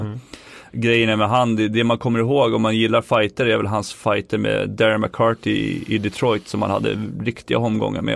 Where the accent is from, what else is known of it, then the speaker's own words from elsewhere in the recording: Sweden; moved away as an adult; jag var svensk